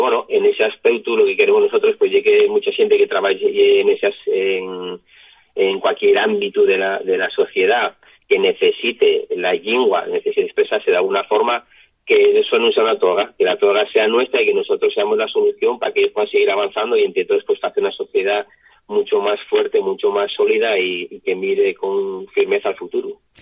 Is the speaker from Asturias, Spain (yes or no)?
yes; Asturias, Spain; Yo soy de, de Chena